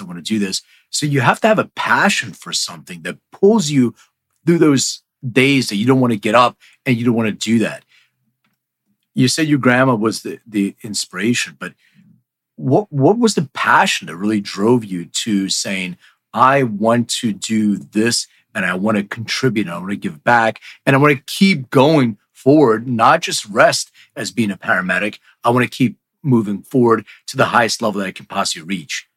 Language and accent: English; Philadelphia, Pennsylvania, United States; now in Los Angeles, United States; I'm from Philly. I live in LA, but I, I was raised in Philly